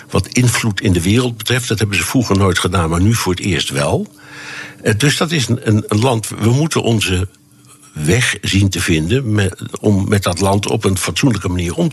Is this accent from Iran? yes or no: yes; Tehran, Tehran Province, Iran; Dutch is a second language; also born or lived in United States; Ik, ik kwam uit Teheran, waar ik de, de, de Iraanse revolutie heb meegemaakt.